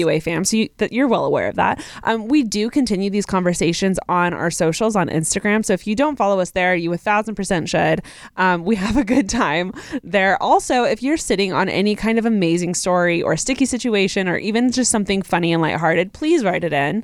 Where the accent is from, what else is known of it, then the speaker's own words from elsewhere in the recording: Texas, United States; I am from Texas